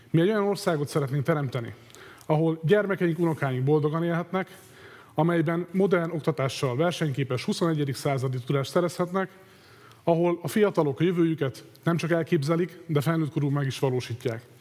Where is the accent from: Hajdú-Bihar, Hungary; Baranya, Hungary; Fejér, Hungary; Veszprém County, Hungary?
Hajdú-Bihar, Hungary; Debrecen; 36 éves, okleveles közgazdász és mérleképes könyvelő. Tőzsgyökeres debreceniként, e városban születtem, azóta itt élek